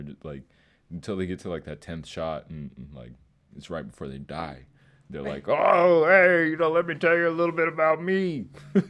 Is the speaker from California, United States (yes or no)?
yes; Palmdale, California, United States; moved away as an adult; also born or lived in Leander, Texas / Cedar Park, Texas; now in Texas, United States; I'm from Palmdale, California.